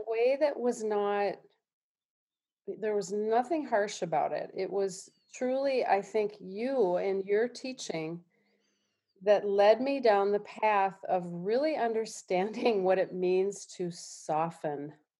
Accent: Minneapolis, Minnesota, United States; I, I'm from Minneapolis

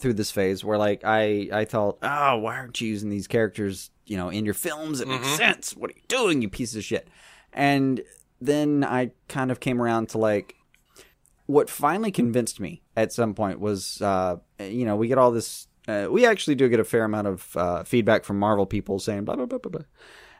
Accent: the South, United States; I'm from the South

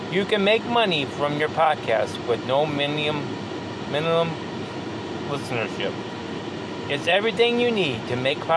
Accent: California, United States; now in Cincinnati, United States; Growing up in California, I often went east to see my grandparents in Nebraska, attending school in New York State.

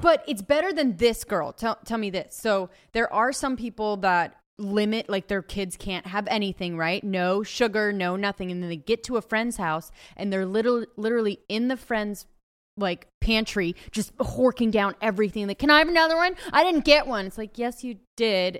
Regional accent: Ojai, California, United States; born or raised there

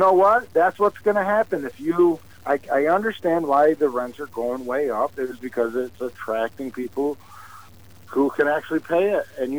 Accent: Watertown, New York, United States; I'm from Watertown.

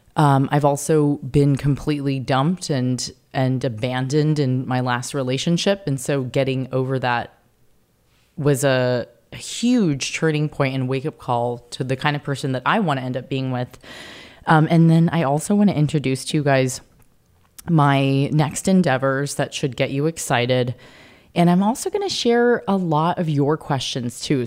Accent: Carlsbad, California, United States; I grew up in Carlsbad, California, to a Polish-American father and a Japanese mother.

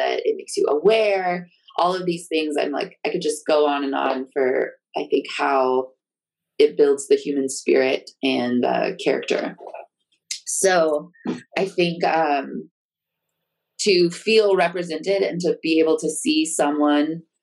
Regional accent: Texas, United States; I grew up in Texas

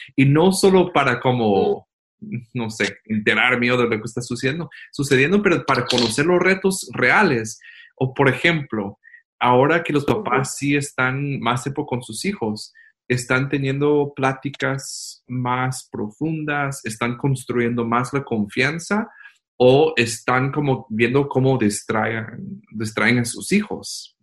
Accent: Guatemala; aquí estamos extrañando nuestra casa, nuestra Guatemala

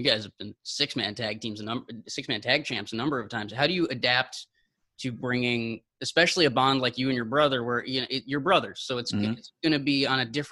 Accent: United States; I'm coming from the States

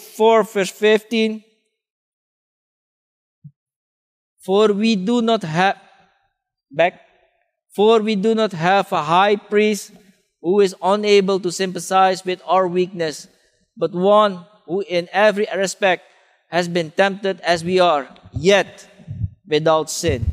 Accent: Suriname; moved away; I grew up in Suriname

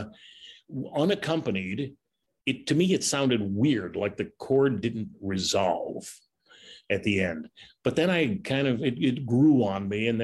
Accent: Chicago, Illinois, United States; growing up on the South Side, you know, working at Comiskey Park was kind of a childhood dream coming true

